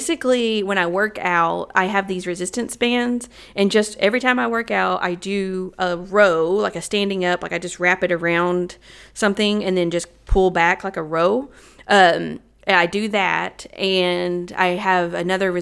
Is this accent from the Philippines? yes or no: no; the South, United States; accent: Southern